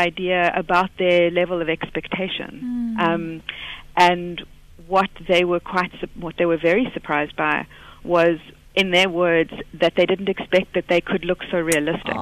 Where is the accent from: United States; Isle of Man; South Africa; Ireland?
South Africa; moved away as an adult; now in Liverpool, United Kingdom; So I'm a South African, but I'm doing my PhD in forensic art at Face Lab, Liverpool John Moores University